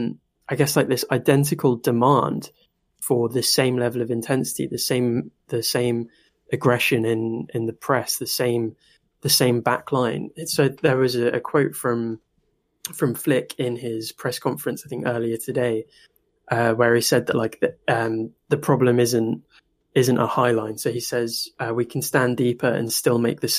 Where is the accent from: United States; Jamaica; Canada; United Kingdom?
United Kingdom; I am British